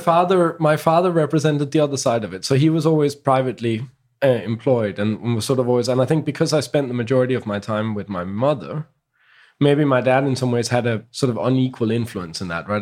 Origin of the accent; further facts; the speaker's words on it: Copenhagen, Capital Region of Denmark, Denmark; also born or lived in Holbæk, Denmark; now in London, United Kingdom; I grew up in Copenhagen.